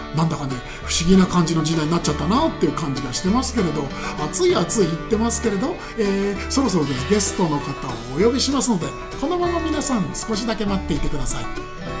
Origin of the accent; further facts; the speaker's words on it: Koto, Tokyo, Japan; 下町で生まれ育ちまして江東区なんですけど